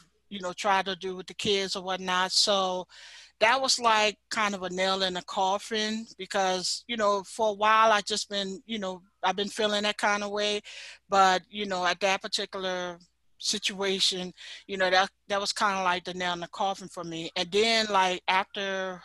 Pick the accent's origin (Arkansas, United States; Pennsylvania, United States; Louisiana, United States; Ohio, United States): Louisiana, United States; New Orleans; I'm from New Orleans, Louisiana